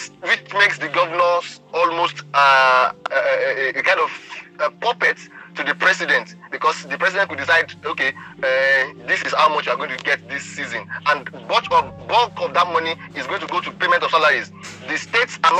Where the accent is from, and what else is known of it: Nigeria